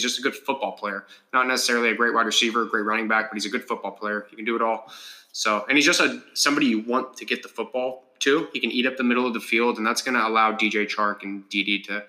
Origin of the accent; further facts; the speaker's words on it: Oregon, United States; We're born and raised in Oregon, okay?